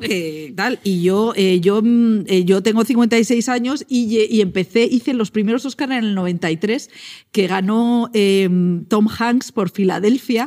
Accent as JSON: {"language": "Spanish", "town": "Val de San Lorenzo", "region": "Castile and León", "country": "Spain", "said": "mi pueblo, del Val San Lorenzo"}